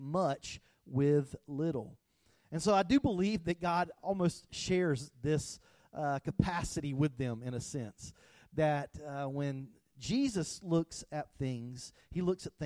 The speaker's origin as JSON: {"language": "English", "region": "the South", "country": "United States", "tie": "born or raised there", "said": "I grew up in the South"}